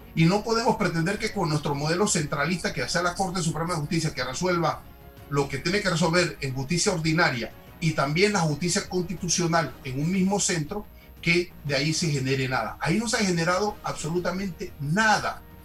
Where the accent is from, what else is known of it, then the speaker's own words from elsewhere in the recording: Panama; nos une como panameños